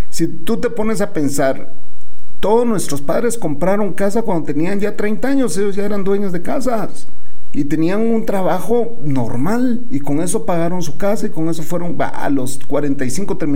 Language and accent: Spanish; Puerto Rico; Bueno, nosotros por default, eh, de, todo, yo creo que el resto del mundo piensa que por default el puertorriqueño tiene que, ya tiene que ser bilingüe, ya nacen bilingües, ¿verdad?